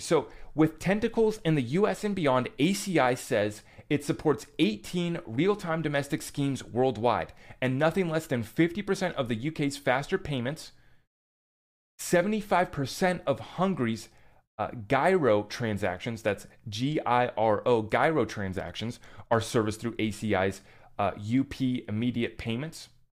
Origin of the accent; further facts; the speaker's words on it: United States; as an American citizen